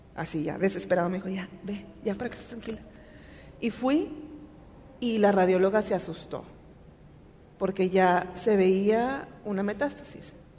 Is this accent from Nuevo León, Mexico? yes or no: yes; Monterrey, Nuevo León, Mexico; Soy de Monterrey, aquí nací, aquí he vivido la mayor parte de mi vida.